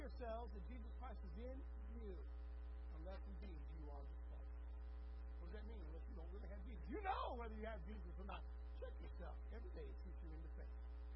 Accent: Texas, United States; as a Texan

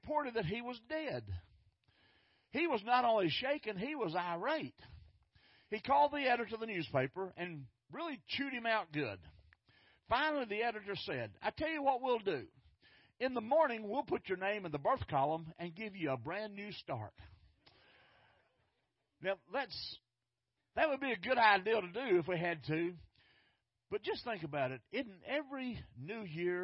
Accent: Fort Worth, Texas, United States; I grew up in North Fort Worth

